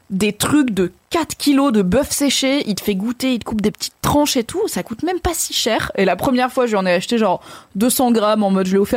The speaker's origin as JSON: {"language": "French", "region": "Grand Est", "country": "France", "said": "car je suis aussi en partie alsacienne. Big up à Mago Chakam qui vient de Strasbourg, même si moi je viens du Haut-Rhin, donc du 6-8."}